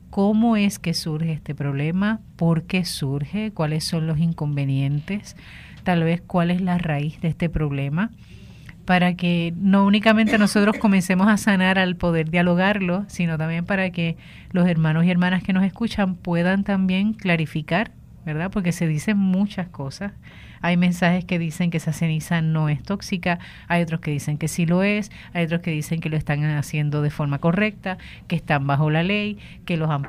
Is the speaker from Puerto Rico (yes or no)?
yes; Aguada, Puerto Rico; also born or lived in Mayagüez; soy de Aguada.